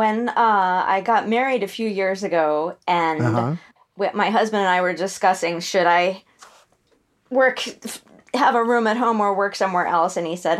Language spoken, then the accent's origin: English; Santa Fe, New Mexico, United States; born there; I'm sort of from a lot of places. I was born in Santa Fe. That's where my mom grew up. But I only lived there as a baby because my parents were in the middle of moving to someplace in New York for a couple of years.